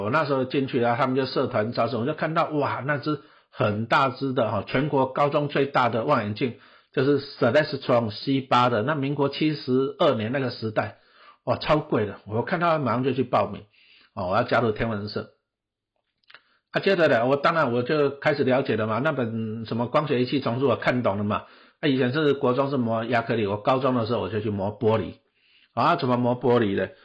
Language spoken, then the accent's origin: Chinese; Taipei, Taiwan; 小时候我住台北市的北投区，哎，台北市呢，以前也是我们家也是种田的哦，阿公阿嬷都在种田